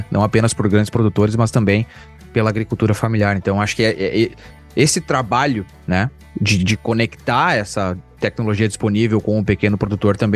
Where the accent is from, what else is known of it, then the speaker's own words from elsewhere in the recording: interior of Rio Grande do Sul, Brazil; eu sou gaúcho, né, do interior do Rio Grande do Sul